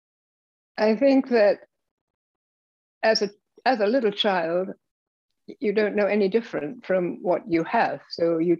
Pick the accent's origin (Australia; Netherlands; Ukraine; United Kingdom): United Kingdom; London, England; Well, I was born in England. In London, shortly before World War II, 1938.